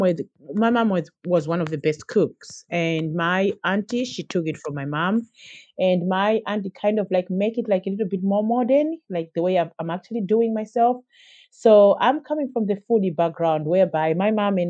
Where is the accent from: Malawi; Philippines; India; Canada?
Malawi; moved away as an adult; now in Dublin, Ireland; growing up in Malawi, I had a very good upbringing and a very good start of my life, a very good childhood.